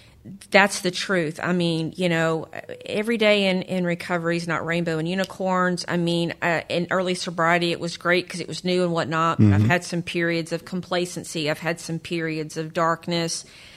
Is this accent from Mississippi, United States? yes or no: no; New Jersey, United States; I'm from Jersey.